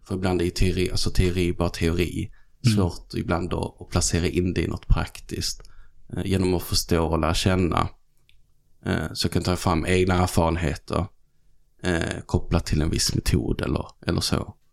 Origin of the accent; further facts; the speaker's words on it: Helsingborg, Skåne, Sweden; accent: Scanian; moved away as an adult; also born or lived in Malmö; now in Stockholm, Sweden; Född och uppvuxen i Helsingborg